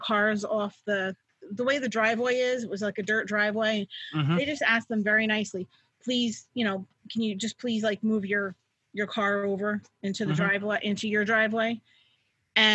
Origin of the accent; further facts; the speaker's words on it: Middletown, United States; growing up in Middletown